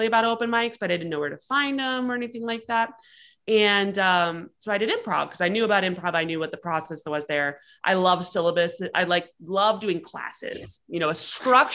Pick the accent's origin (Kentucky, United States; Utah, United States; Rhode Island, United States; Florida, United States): Rhode Island, United States; moved away as an adult; also born or lived in Texas; And I'm from Rhode Island originally. I grew up there